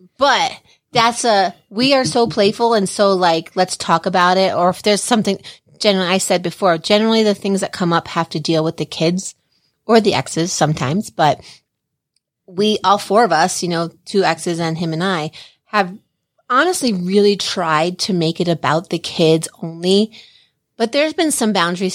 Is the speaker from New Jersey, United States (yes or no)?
yes; New Jersey, United States; I'm from Jersey